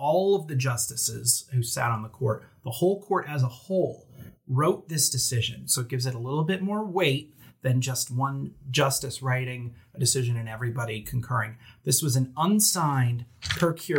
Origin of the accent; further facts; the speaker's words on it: New Jersey, United States; accent: Jersey; my Jersey accent